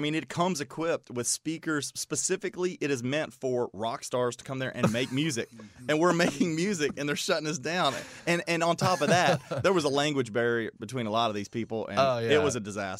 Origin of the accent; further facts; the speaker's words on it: Bardstown, Kentucky, United States; Well, there's actually, from our hometown, there's actually a well-known songwriter